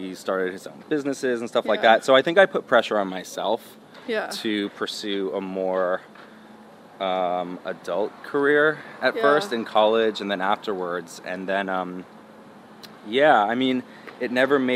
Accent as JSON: {"language": "English", "town": "Portola Valley", "region": "California", "country": "United States", "tie": "born or raised there", "also_born_or_lived": "Seattle, Washington", "said": "I grew up in a place called Portola Valley"}